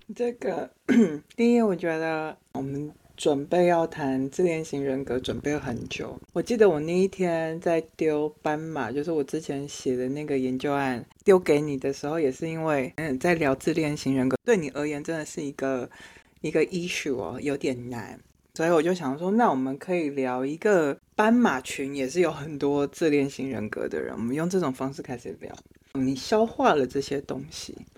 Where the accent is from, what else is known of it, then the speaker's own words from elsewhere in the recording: Taiwan; now in France; 我不是，我是台湾人